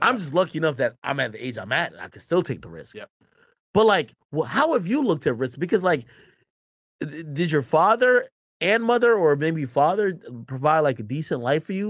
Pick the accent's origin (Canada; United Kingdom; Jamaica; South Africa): Jamaica; now in United States; wasn't born in the United States. I was born in Jamaica.